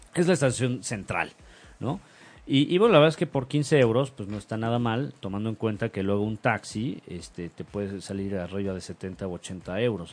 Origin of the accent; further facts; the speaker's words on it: Mexico; yo no soy argentino, yo soy mexicano